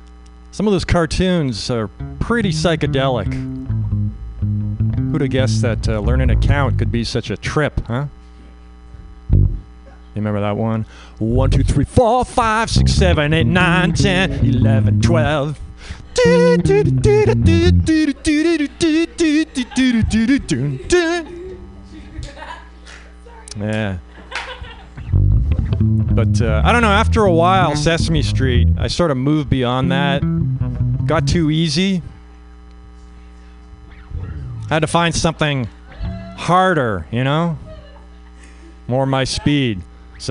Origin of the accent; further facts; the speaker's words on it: Canada; moved away as an adult; now in United States; I'm Canadian. I grew up in Canada